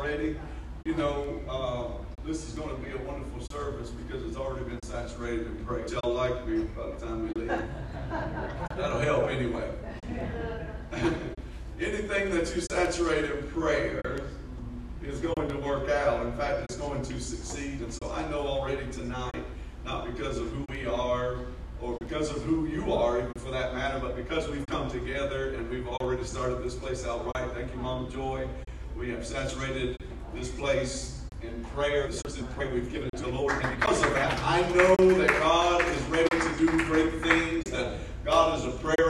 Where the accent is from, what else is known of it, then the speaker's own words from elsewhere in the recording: Blackshear, Georgia, United States; moved away as an adult; also born or lived in Waycross / West Africa; I grew up in Blackshear, Waycross, and down folks in almost Florida